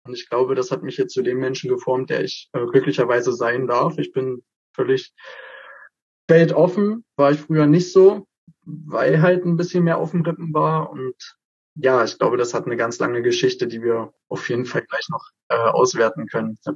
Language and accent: German; Frenz, North Rhine-Westphalia, Germany; Ich bin von klein auf eigentlich in meinem Heimatdorf auf Bühnen gewesen, also auf der Frenzer Pfingstbühne.